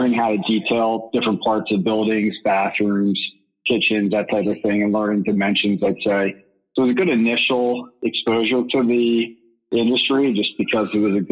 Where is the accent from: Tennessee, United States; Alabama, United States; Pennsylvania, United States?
Pennsylvania, United States; Philadelphia; also born or lived in New York City; now in Philadelphia, United States; I'm from Philadelphia